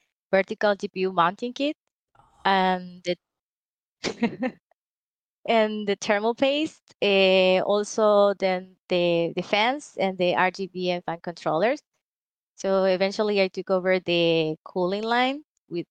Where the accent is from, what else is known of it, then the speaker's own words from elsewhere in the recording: Nicaragua; moved away as an adult; now in Taiwan; I'm from Nicaragua, so yeah, I used to live there